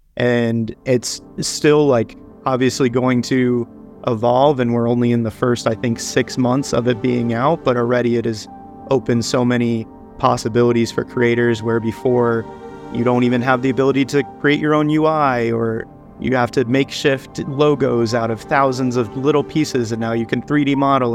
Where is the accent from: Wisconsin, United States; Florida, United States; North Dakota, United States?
Florida, United States; South; moved away; I grew up in South Florida